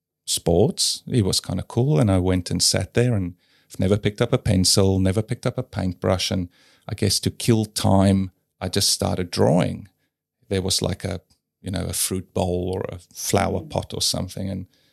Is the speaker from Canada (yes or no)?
no; South Africa; And I guess, yeah, growing up in South Africa, I learned how to question things, which I think is good.